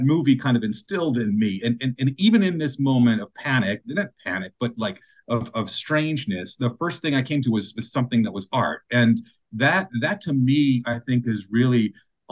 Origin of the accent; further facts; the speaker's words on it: South Florida, United States; also born or lived in Indiana; I was born in Indiana, and then I moved down to South Florida when I was like 10 or 11 years old.